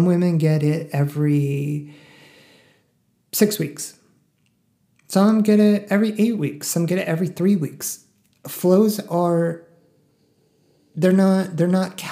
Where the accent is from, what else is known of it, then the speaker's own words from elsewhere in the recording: the Northeast, New York, United States; now in Texas, United States; I'm from the Northeast